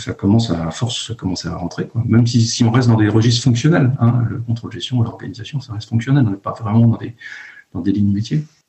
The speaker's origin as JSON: {"language": "French", "town": "Lannion", "region": "Brittany", "country": "France", "tie": "born or raised there", "also_born_or_lived": "Paris", "moved": "as an adult", "said": "j'ai grandi à Lannion, dans les Côtes d'Armor"}